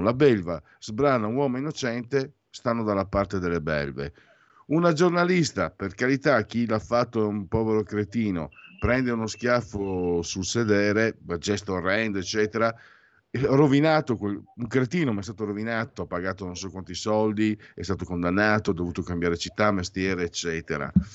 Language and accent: Italian; Veneto, Italy; sono Veneto